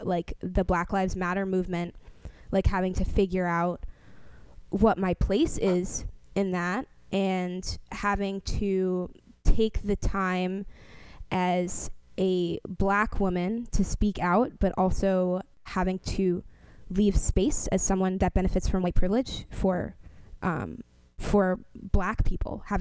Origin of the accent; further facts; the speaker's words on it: New York City, New York, United States; now in Washington, D.C., United States; The area that I grew up in the Bronx was primarily Jewish